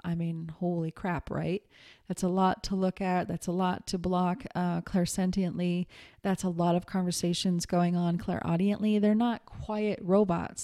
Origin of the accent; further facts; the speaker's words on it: Montana, United States; I'm from Montana